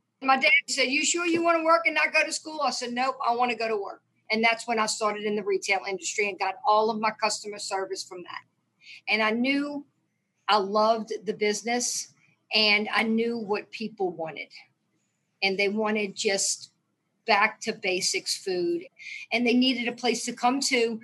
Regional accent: New Orleans, Louisiana, United States; born or raised there

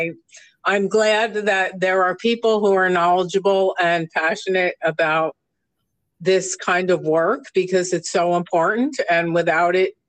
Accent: New York, United States; now in Palm Desert area, United States; I come from New York

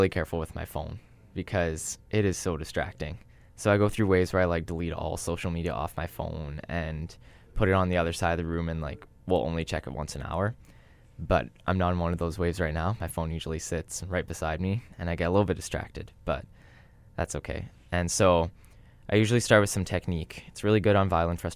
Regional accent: Thunder Bay, Ontario, Canada; now in Winnipeg, Canada; growing up in Thunder Bay, not in Winnipeg

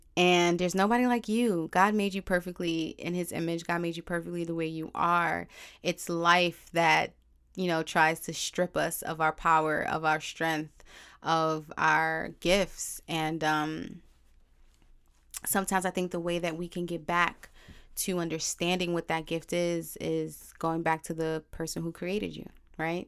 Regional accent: New York City, New York, United States; also born or lived in Brooklyn, New York / Bronx, New York; I was born in Brooklyn, technically raised in Harlem, and now I reside in the B X

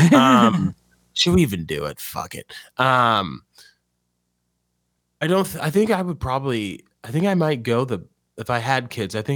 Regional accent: New Mexico, United States; now in Louisiana, United States; Like I'm from I'm from New Mexico, and now I'm in Louisiana rebuilding the nation.

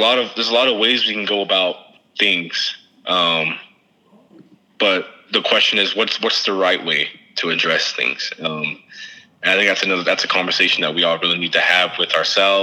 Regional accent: United States; as American people

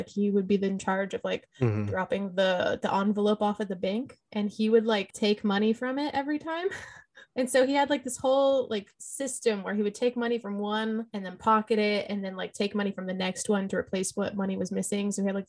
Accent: Lancaster, California, United States; born there; like I was born in Lancaster, California in 1993, and my mom and dad were not married.

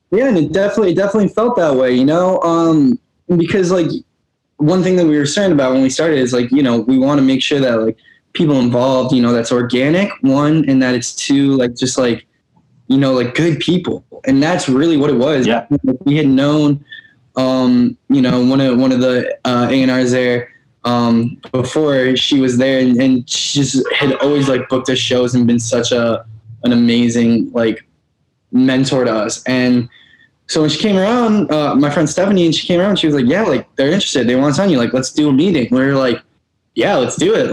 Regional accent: Albany, New York, United States; where I grew up in Albany, New York

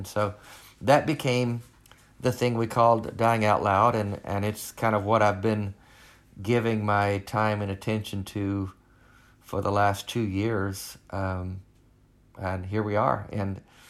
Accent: Arkansas, United States; I grew up in Arkansas. I was the middle of three boys, broken home.

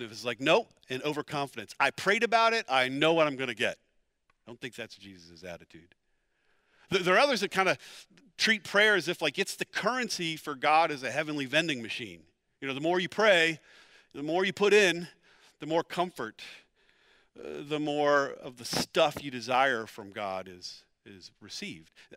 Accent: Pennsylvania, United States; moved away as an adult; also born or lived in Dallas, Texas; We're both from Pennsylvania

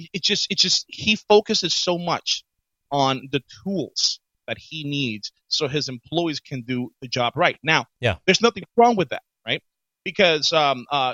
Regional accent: New York City, New York, United States; when I was growing up in the Bronx

